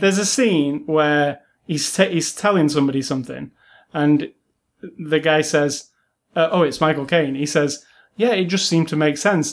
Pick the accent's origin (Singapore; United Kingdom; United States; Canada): United Kingdom; being British